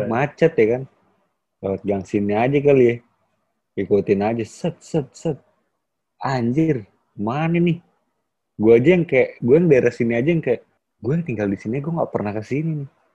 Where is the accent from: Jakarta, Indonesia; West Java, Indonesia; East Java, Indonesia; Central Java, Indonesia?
Jakarta, Indonesia; gue anak Jakarta Barat